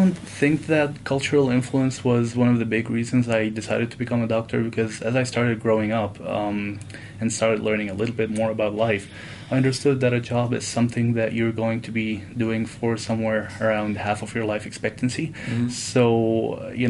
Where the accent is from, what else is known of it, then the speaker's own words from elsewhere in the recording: Damascus, Damascus Governorate, Syria; moved away as an adult; also born or lived in Saudi Arabia / South Dakota / California; now in Utah, United States; in my area where I grew up in Damascus